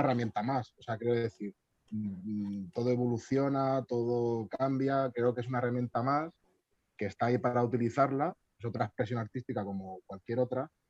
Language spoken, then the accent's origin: Spanish; Albacete, Castilla-La Mancha, Spain; Yo creo que soy de Albacete.